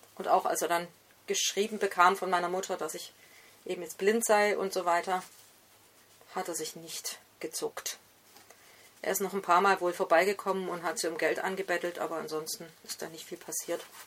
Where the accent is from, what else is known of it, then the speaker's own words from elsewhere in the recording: Esslingen am Neckar, Baden-Württemberg, Germany; Ich bin nämlich in Esslingen am Neckar geboren